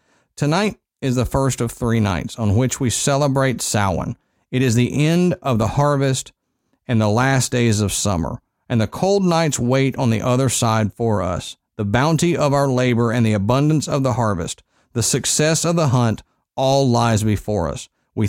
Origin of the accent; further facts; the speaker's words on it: Texas, United States; Yeah, I grew up in Texas.